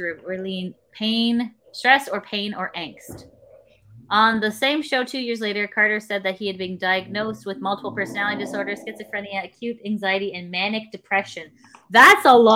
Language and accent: English; Canada; as a Canadian who has free healthcare